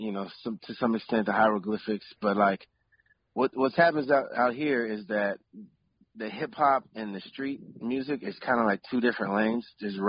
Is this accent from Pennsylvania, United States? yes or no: yes; Philadelphia, Pennsylvania, United States; born there; also born or lived in Cincinnati / Houston / California / Oakland; But I was born in Philadelphia. I lived in Cincinnati. I lived down in Houston. Pretty much lived all over the country